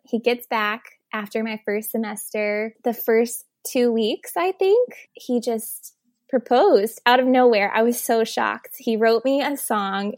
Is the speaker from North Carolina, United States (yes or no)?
yes; Elizabeth City, North Carolina, United States; I'm actually from North Carolina